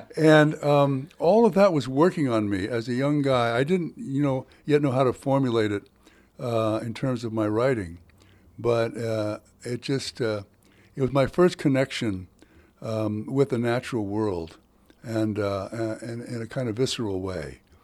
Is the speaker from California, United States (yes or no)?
yes; San Francisco, California, United States; I grew up in San Francisco, out in the Sunset District where there was early morning fog every morning of my childhood.